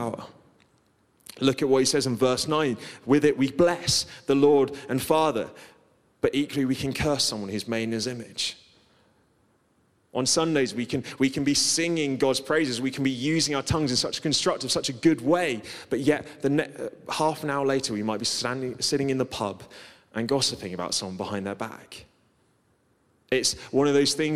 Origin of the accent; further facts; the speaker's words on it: Guernsey; I grew up on Guernsey, which is kind of like island living.